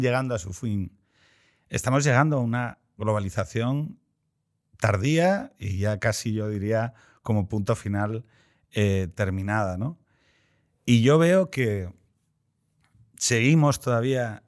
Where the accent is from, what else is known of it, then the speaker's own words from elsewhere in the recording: Andalusia, Spain; como andaluz